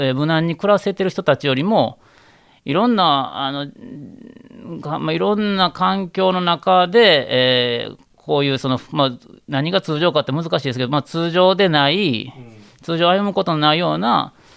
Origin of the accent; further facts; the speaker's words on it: Kanzaki, Hyogo, Japan; 兵庫県の、まあ、昔神崎の私があったっていうあたりにうちの実家のお寺が私の生まれたお寺があるんですけど